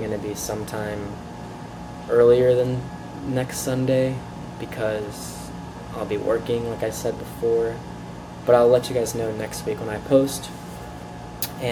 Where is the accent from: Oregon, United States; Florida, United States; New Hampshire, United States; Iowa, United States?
Florida, United States; moved away; I'm from Florida.